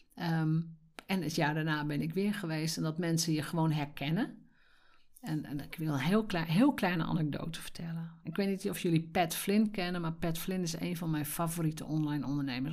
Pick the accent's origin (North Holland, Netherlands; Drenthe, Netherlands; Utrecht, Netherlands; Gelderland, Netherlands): Drenthe, Netherlands; Als Drents meisje